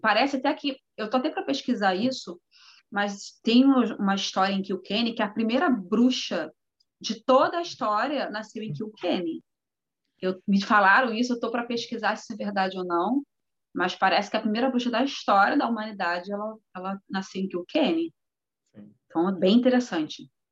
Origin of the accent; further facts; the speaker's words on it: Rio de Janeiro, Brazil; moved away as an adult; now in Europe; eu sou do Rio de Janeiro, sou acostumada com praia